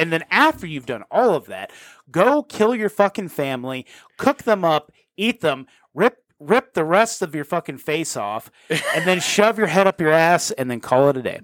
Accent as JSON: {"language": "English", "region": "Georgia", "country": "United States", "tie": "born or raised there", "said": "we grew up in Georgia"}